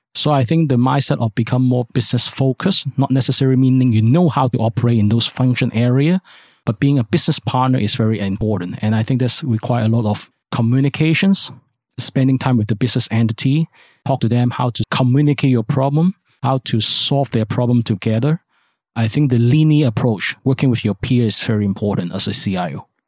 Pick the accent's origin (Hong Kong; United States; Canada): Hong Kong; I grew up in Hong Kong. I based in Hong Kong.